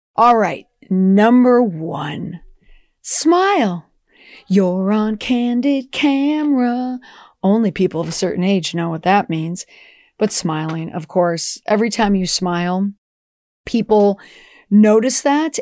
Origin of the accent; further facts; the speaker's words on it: Minnesota, United States; growing up in Minnesota, oh, geez, you know, everyone was so nice to your face